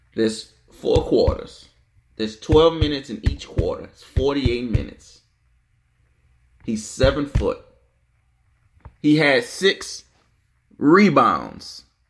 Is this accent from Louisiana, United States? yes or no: yes; New Orleans, Louisiana, United States; I'm from New Orleans, born and raised